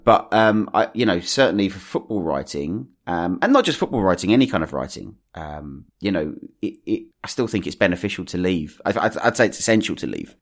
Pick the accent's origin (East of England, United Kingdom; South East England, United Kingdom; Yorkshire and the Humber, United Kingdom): East of England, United Kingdom; Essex; I was born and raised in Essex